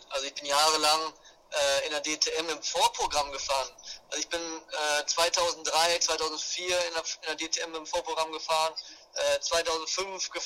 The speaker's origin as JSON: {"language": "German", "town": "Hanover", "region": "Lower Saxony", "country": "Germany", "said": "wir kommen ursprünglich aus, der, aus Norddeutschland, aus Hannover der Ecke."}